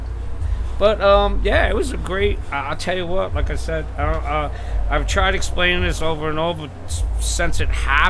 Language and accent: English; West Islip, New York, United States; I'm from West Islip, New York, Long Island